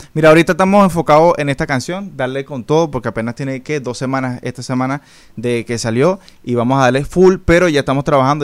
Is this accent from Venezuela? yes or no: yes; Venezuela; now in Dominican Republic